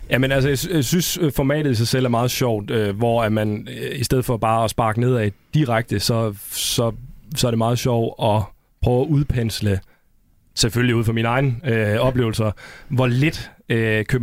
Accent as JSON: {"language": "Danish", "town": "Hårby", "region": "Southern Denmark", "country": "Denmark", "tie": "born or raised there", "said": "Nå, men vi skal snakke lidt om Fyn, hvor jeg er vokset op på den vestlige del af Fyn, i en lille by, der her Hårby."}